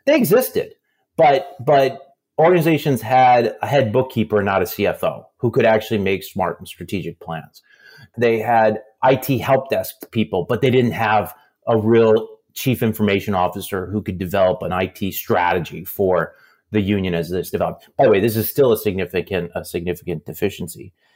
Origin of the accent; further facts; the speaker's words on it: Aberdeen, South Dakota, United States; moved away; I was growing up in South Dakota